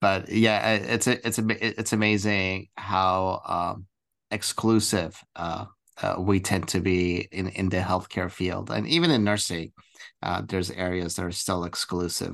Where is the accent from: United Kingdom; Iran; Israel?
Iran; now in United States; I'm from, from the Middle East, I'm from Iran